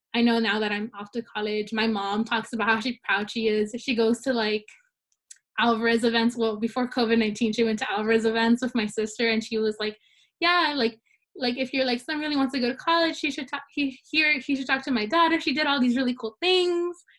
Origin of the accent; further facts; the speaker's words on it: Salinas, California, United States; I was born and raised in Salinas